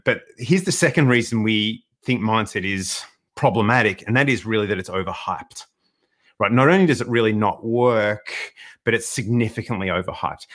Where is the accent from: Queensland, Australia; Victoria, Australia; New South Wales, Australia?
Victoria, Australia; Melbourne; born and bred in Melbourne.